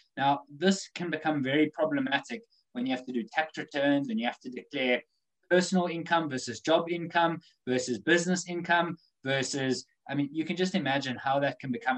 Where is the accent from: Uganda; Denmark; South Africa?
South Africa; now in United Kingdom; growing up in Africa, that wasn't the thing. But since coming to the UK